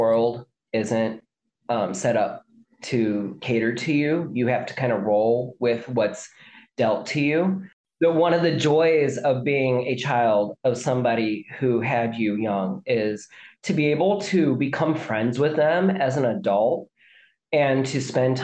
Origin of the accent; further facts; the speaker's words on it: mid-south of the U.S., United States; We are ethnically Irish who grew up in like the mid-south of the U.S.